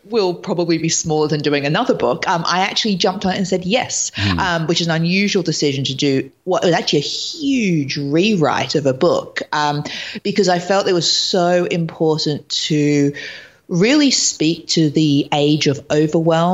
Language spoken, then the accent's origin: English; Australia; moved away as an adult; also born or lived in London / Los Angeles; now in New York, United States; I lived in London for years. I'm originally from Australia, and I moved to LA last year, and now I'm in New York